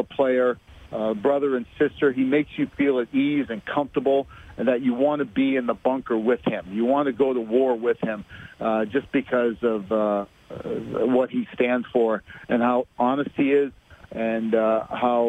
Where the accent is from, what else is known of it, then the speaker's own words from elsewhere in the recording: Boston, Massachusetts, United States; I'm from the Boston area